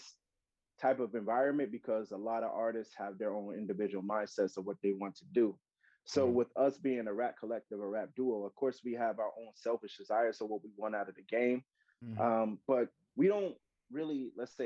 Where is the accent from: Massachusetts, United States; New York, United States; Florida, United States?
Florida, United States; South; I'm from South Florida